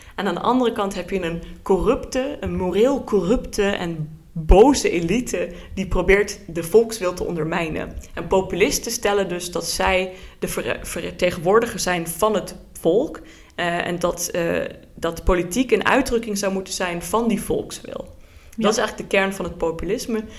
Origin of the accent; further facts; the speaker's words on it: Luxembourg; moved away as an adult; also born or lived in Netherlands; now in Groningen, Netherlands; mijn ouders komen oorspronkelijk uit Nederland, maar ik ben in Luxemburg geboren en eh, woon dus nu voor het eerst in Nederland